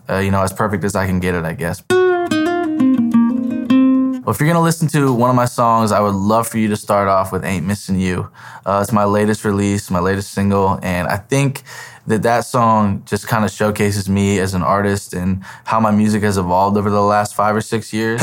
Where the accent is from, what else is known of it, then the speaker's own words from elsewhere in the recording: Terre Haute, Indiana, United States; moved away; back in my hometown of Terre Haute